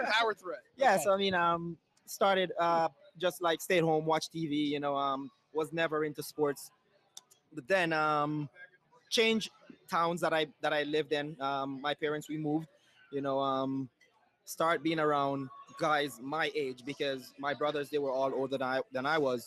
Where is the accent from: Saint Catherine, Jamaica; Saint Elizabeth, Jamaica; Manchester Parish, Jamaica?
Saint Elizabeth, Jamaica; moved away as an adult; now in United States; I'm actually from uh, Saint Elizabeth, Jamaica, small farm town